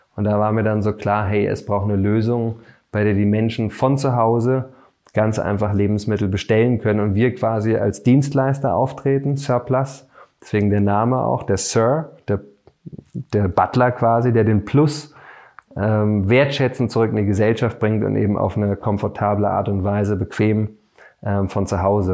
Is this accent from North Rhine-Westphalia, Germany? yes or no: no; Berlin, Germany; bin Berliner